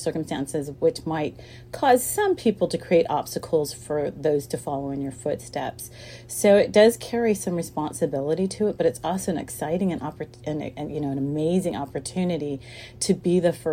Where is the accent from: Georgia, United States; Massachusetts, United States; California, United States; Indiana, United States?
California, United States; Sacramento; I grew up in Sacramento, which is the seat of California's government